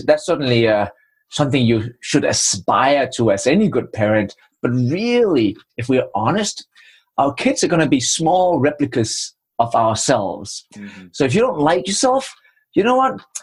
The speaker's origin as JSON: {"language": "English", "country": "Denmark", "tie": "born or raised there", "also_born_or_lived": "Trinidad and Tobago / England / Budapest", "accent": "Danish", "second_language": "English", "moved": "as an adult", "lives_now": "United States", "said": "the funny accent is from Denmark, and I spent my first 27 years in the cold north of Europe"}